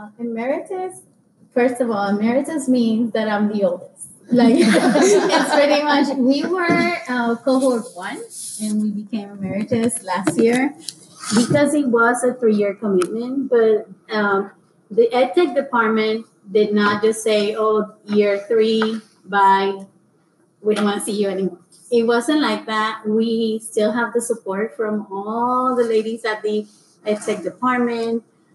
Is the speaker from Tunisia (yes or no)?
no; Puerto Rico; moved away; So for me, the application process was like, I came from Puerto Rico in 2008, and I came from book and pencil and pen to, I have a computer, like, I have a computer.